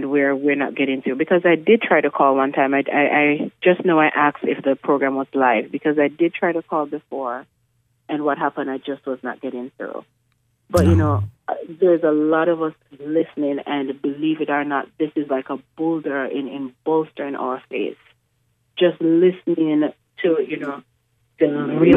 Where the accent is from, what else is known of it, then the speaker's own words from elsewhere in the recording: Jamaica; now in Richmond, United States; I'm originally from Jamaica.